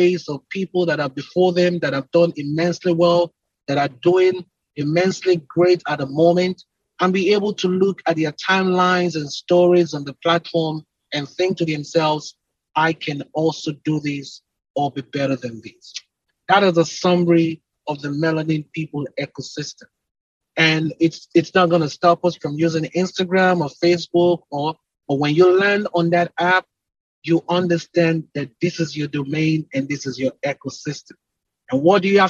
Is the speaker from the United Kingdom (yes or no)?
no; Nigeria; moved away as an adult; now in Houston, United States; I'm originally from Nigeria. And I came here to the United States 2010, August 16, 2010